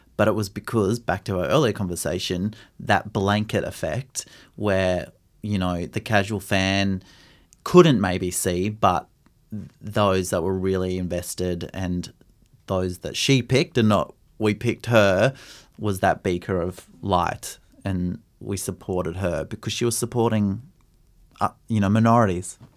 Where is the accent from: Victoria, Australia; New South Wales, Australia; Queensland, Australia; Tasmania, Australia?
Queensland, Australia; Brisbane; growing up in Brisbane in the eighties and nineties